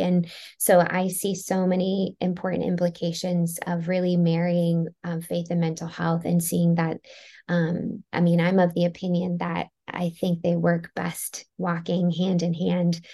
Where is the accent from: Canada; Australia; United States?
United States; Maryland; I grew up in Maryland